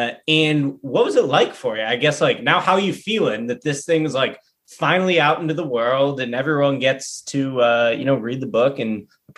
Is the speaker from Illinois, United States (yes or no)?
yes; Chicago, Illinois, United States; growing up in the South suburb of Chicago.